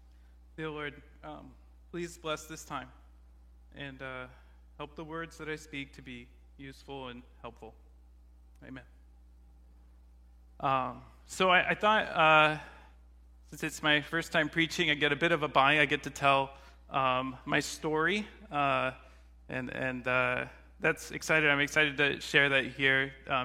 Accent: Katy, Texas, United States; So growing up, I grew up in near Houston, Texas, in a smaller town called Katy.

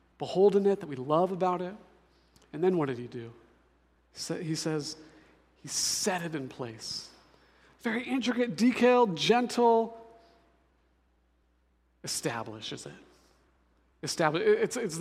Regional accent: Denver, Colorado, United States; now in Seattle, United States; I'm actually from Denver, so I'm a mountain boy myself

